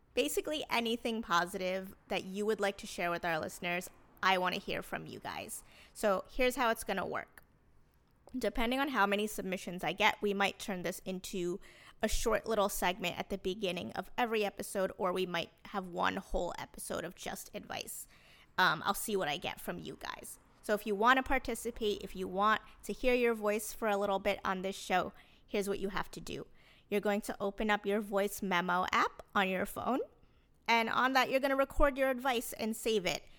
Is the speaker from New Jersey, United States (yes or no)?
yes; New Jersey, United States; I grew up in New Jersey